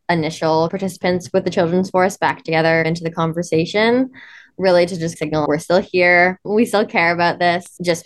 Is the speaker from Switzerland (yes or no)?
no; Cortes Island, British Columbia, Canada; moved away; When growing up on Cortez, I think a lot of us didn't really realize how special the community is